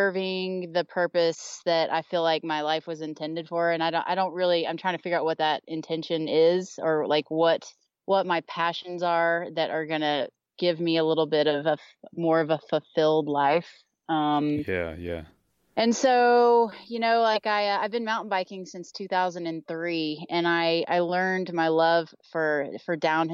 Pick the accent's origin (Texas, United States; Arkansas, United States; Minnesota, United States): Texas, United States; now in Eden, Utah, United States; I'm originally from Texas